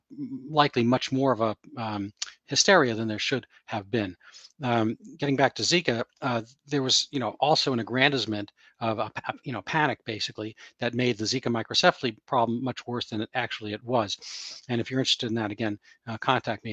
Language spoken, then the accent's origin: English; New York City, New York, United States; I'm from New York City myself, the borough of Queens